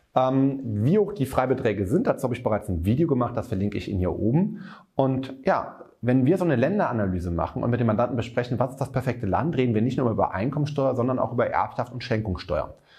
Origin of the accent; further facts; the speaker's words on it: Germany; also born or lived in Cologne; bei uns in Deutschland